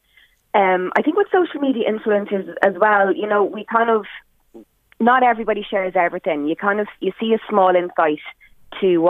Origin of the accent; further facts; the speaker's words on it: Drogheda, Leinster, Ireland; I love Drogheda, I love my hometown